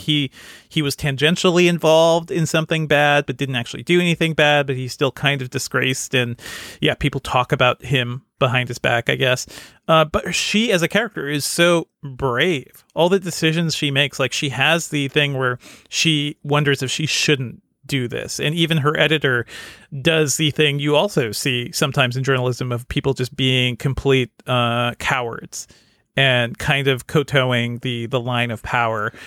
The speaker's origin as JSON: {"language": "English", "region": "Connecticut", "country": "United States", "tie": "born or raised there", "said": "I grew up in Connecticut, not in the rich neighborhoods"}